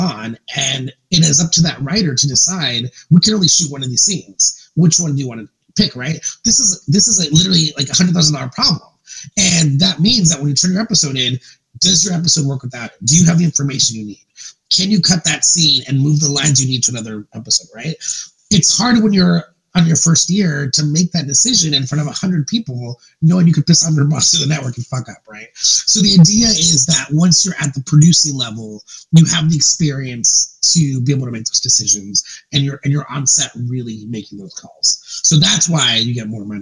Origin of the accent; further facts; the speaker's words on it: San Jose, California, United States; I grew up in San Jose.